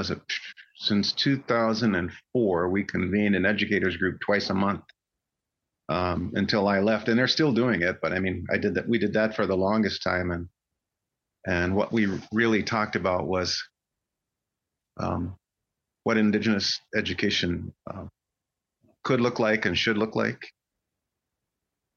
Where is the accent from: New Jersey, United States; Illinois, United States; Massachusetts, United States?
Illinois, United States; Chicago; moved away; I grew up in the Midwest. My grandfather relocated to Chicago in the 1930s. And so I grew up there